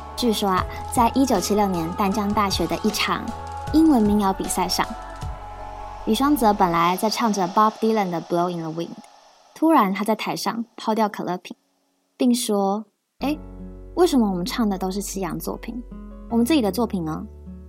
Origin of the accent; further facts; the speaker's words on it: Yunlin County, Taiwan; 绿油油的稻田在我的家乡云林依然存在着